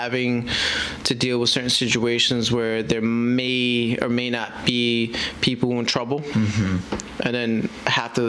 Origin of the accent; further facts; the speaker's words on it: New York City, New York, United States; my background, being born and raised in Brooklyn, New York